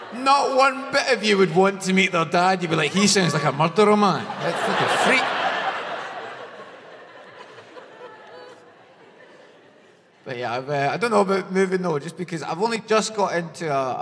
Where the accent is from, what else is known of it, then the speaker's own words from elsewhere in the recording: Glasgow, Scotland, United Kingdom; I'm not from London. You can probably tell from my face, to be honest, man. I've got a very Glasgow look about me